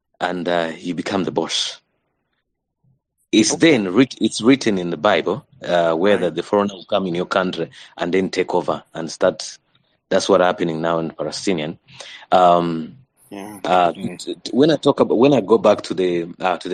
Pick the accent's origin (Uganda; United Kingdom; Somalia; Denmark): Uganda; Buganda, Central Region; I'm a prince from Buganda Kingdom. I'm in Uganda.